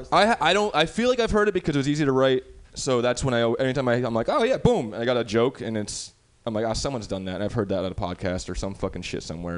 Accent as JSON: {"language": "English", "region": "New York", "country": "United States", "moved": "yes", "lives_now": "San Francisco, United States", "said": "I'm from New York originally"}